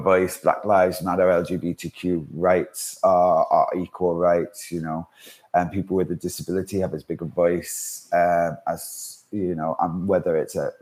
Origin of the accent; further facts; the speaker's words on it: Manchester, North West England, United Kingdom; also born or lived in Isle of Man; now in London, United Kingdom; my inexperience of living in London, because I'm from Manchester